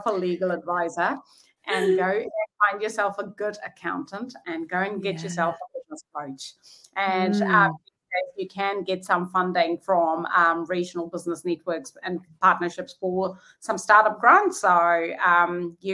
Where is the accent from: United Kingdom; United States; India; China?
India; moved away as an adult; also born or lived in Te Awamutu, New Zealand; now in Taupo, New Zealand; Growing up in India